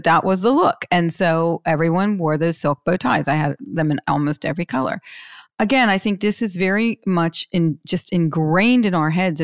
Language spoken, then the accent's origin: English; Pittsburgh, Pennsylvania, United States; I'm from Pittsburgh